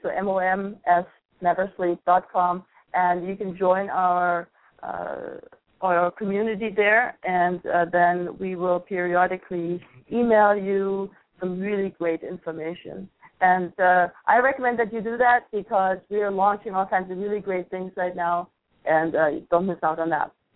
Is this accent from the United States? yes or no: no; Germany; moved away; I grew up in Germany